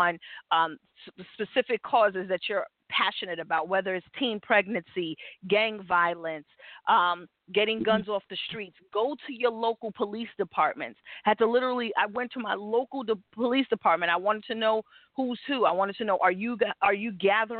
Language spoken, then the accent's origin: English; New York, United States; born or raised there